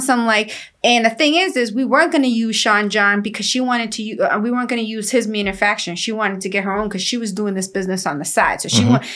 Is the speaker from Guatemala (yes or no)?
yes; Guatemala; moved away; I'm Mayan Indian. I was born in Guatemala